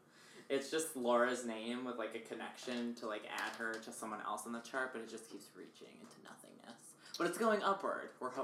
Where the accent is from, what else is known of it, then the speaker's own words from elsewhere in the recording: New Jersey, United States; I'm from New Jersey.